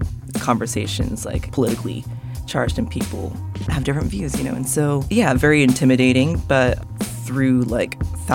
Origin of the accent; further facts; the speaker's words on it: Japan; growing up in Japan and being, like, one of the very few, like, mixed-race people, like, white-passing people there growing up, yeah, it was very homogenous